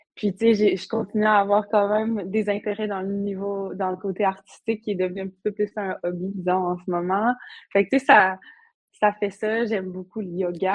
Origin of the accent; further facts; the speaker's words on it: Havre-Saint-Pierre, Quebec, Canada; moved away as an adult; also born or lived in Montreal; je viens du Havre, j'ai grandi là